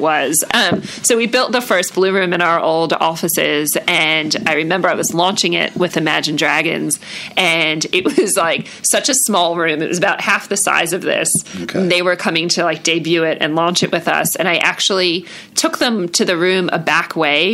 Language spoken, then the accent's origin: English; New York, United States; now in Sydney, Australia; I'm also from New York